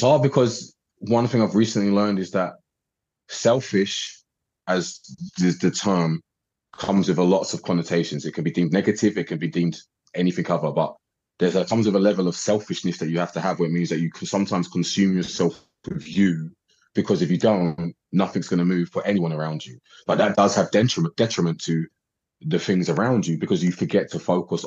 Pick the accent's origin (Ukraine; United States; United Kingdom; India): United Kingdom; accent: English; I'm from Britain